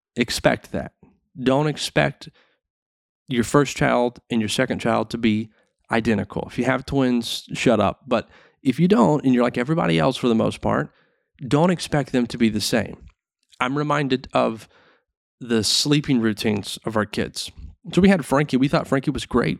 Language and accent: English; the South, United States; growing up in the South, it was a small town